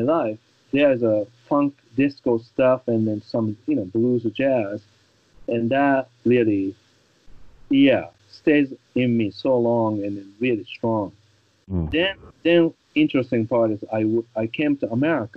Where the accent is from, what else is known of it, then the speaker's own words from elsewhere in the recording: Japan; English is a second language; moved away; I was from Japan